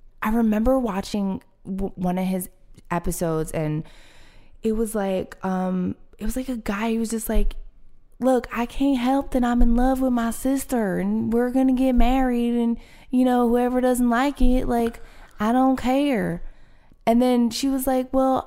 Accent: Philadelphia, Pennsylvania, United States; I grew up in Philly, so I grew up in a very soulful city.

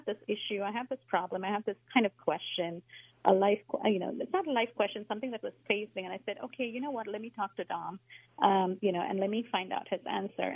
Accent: India; moved away; So I grew up in India, as a Hindu, went to temples, did all the rituals

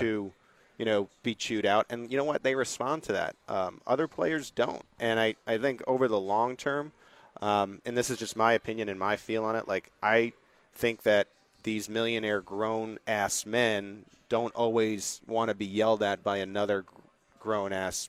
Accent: East Coast, United States; moved away as an adult; now in Kansas City, United States; I grew up in the East Coast. I grew up with the Bronx cheer

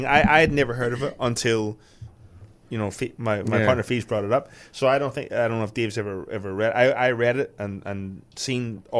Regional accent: Belfast, Northern Ireland, United Kingdom; I grew up in Belfast

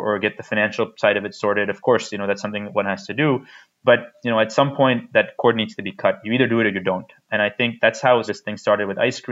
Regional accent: United States; now in India; I didn't grow up in India. I grew up in the United States.

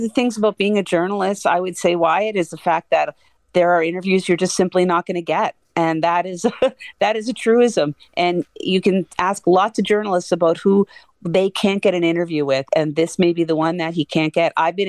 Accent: Canada; And I'm very Canadian when I say love to win, but I'm just proud that they're there.

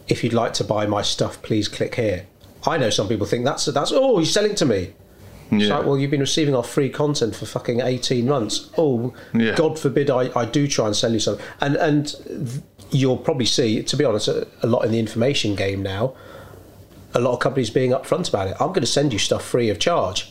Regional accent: United Kingdom; being British

